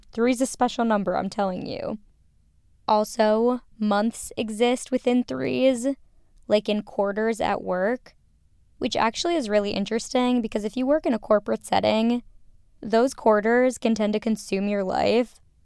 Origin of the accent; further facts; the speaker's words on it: Minnesota, United States; growing up in Minnesota